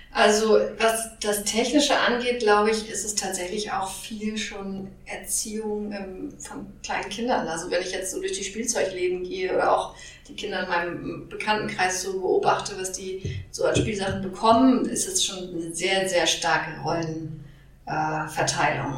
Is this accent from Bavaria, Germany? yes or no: no; Hamburg, Germany; Ich komme allerdings ursprünglich auch aus Hamburg, habe hier studiert